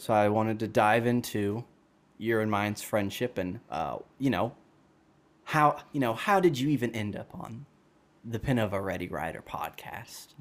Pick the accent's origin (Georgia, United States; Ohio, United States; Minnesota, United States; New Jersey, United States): Georgia, United States; Dallas; now in Wisconsin, United States; I'm from Dallas, Georgia as well